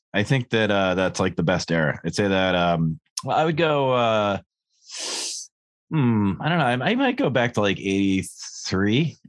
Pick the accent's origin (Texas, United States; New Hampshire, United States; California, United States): New Hampshire, United States; I'm in New Hampshire. I'm in my home state of New Hampshire.